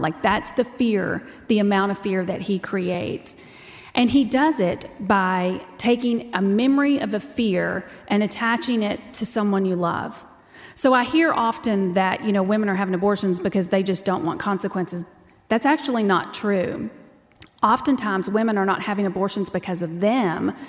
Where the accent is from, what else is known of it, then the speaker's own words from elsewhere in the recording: Texas, United States; I'm from Texas and that's how we talk